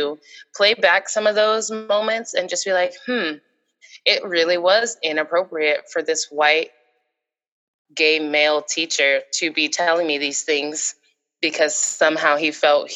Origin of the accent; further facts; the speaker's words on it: Seattle, Washington, United States; myself, I'm from Seattle, Washington.